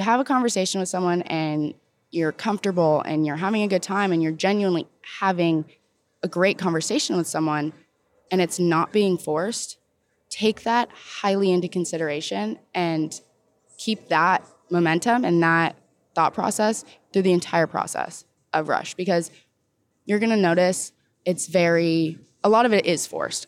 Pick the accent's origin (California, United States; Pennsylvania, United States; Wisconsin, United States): California, United States; Southern; moved away as an adult; now in Oxford, Mississippi, United States; I'm from Southern California